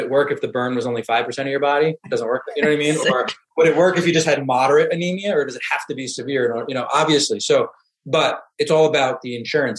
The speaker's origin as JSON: {"language": "English", "region": "New York", "country": "United States", "said": "I'm from New York originally"}